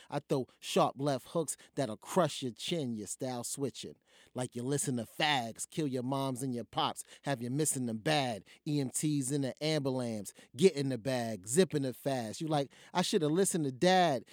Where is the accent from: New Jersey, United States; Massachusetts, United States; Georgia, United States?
New Jersey, United States; I'm from Jersey.